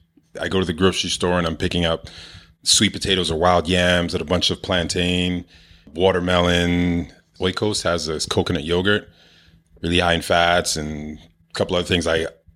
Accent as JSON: {"language": "English", "town": "Toronto", "region": "Ontario", "country": "Canada", "said": "I moved out there from Toronto."}